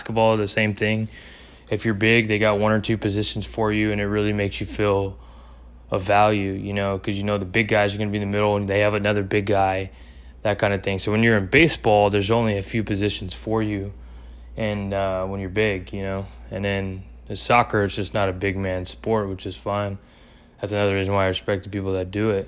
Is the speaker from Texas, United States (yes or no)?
yes; Texas, United States; I am from Texas.